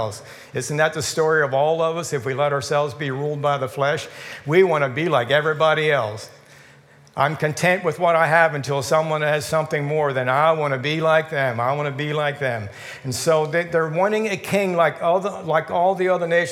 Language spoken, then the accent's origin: English; United States; We have a citizenship here as American citizens